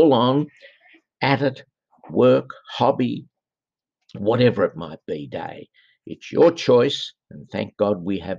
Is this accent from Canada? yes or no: no; Australia; I'm Australian